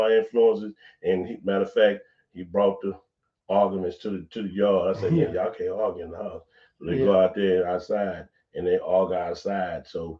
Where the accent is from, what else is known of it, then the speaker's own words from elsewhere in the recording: Houston, Texas, United States; So I grew up right there for 13 years.